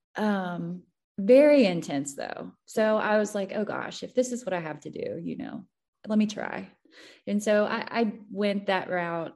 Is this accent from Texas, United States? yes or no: no; Missouri, United States; I'm from the show me state. I'm from Missouri.